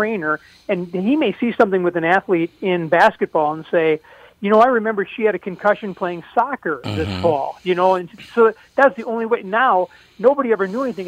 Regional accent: St. Paul, Minnesota, United States; also born or lived in White Bear Lake; growing up in St. Paul

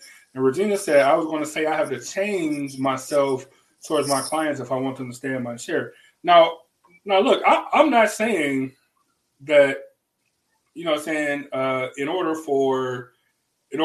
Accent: the South, United States; But I'm from the South, and that's how we talk.

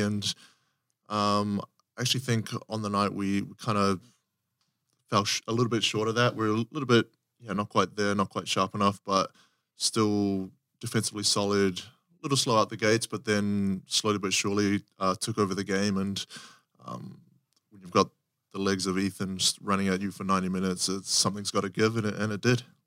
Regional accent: New Zealand; moved away as an adult; also born or lived in South Africa; growing up in New Zealand

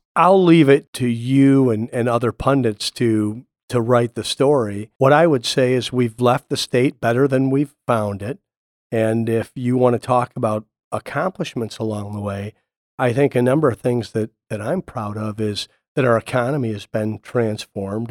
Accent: Toledo, Ohio, United States; now in Arizona, United States; I grew up in Toledo, Ohio, and I loved growing up in the Midwest

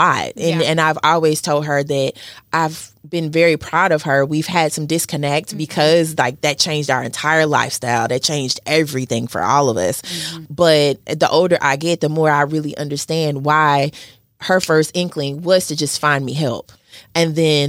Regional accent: Mississippi, United States; I'm from Mississippi

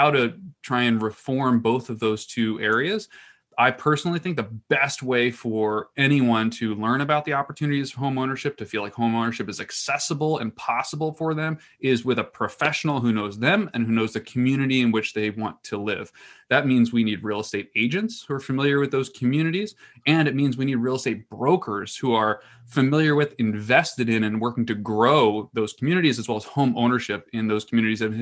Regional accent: New Jersey, United States; here in my home state of New Jersey

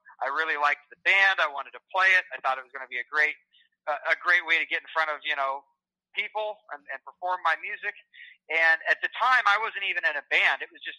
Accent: Ottumwa, Iowa, United States; also born or lived in Milton, Iowa; Yeah, I was born in Ottumwa, Iowa, back in 87.

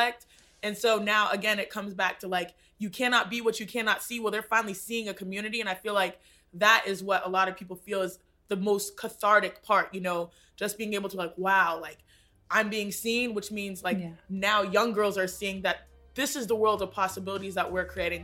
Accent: Houston, Texas, United States; we are both from Houston, Texas. We already established that I have a 281, you have a 713 and 832

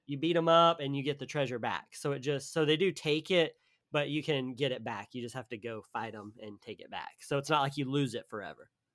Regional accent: the South, United States; I'm from the South

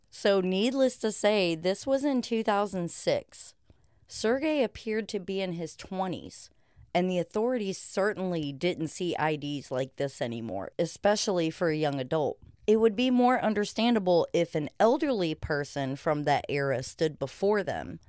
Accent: United States; as an American who is uncultured

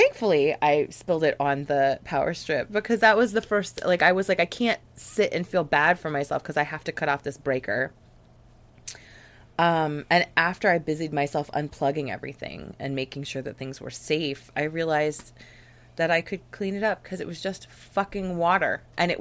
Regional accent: Virginia, United States; my house that I grew up in Virginia

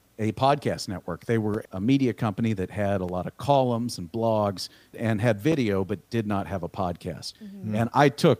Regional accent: Austin, Texas, United States; also born or lived in Missouri; I'm from Austin, Texas originally. And I live in Dripping Springs, Texas now, just outside of Austin. Yeah, I grew up here

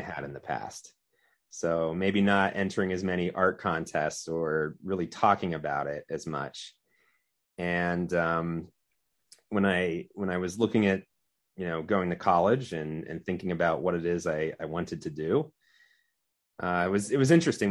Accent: Orwigsburg, Pennsylvania, United States; also born or lived in Pottsville, Pennsylvania / Reading, Pennsylvania / Philadelphia, Pennsylvania; I grew up in Orenburg.

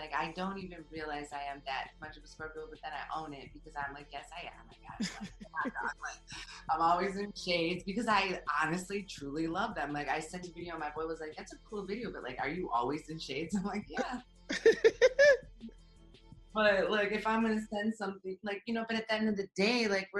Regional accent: Midwest, United States; you come from the East Coast, I come from the Midwest.

